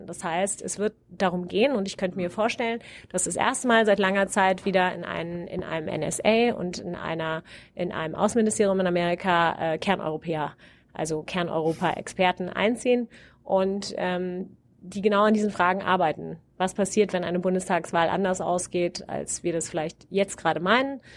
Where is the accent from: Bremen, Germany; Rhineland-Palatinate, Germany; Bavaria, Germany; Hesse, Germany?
Hesse, Germany; Wiesbaden; moved away as an adult; now in Cambridge, United States; meiner Heimatstadt Wiesbaden